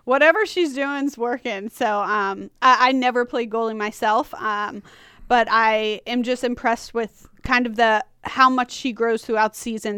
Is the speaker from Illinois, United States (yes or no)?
no; Long Island, New York, United States; moved away as an adult; also born or lived in Washington County, Maryland / Frederick County, Maryland; now in Maryland, United States; I'm from Long Island